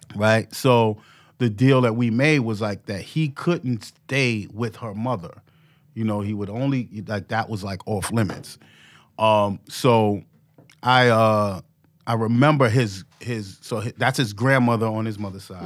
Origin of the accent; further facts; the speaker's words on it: New York City, New York, United States; I grew up in Harlem.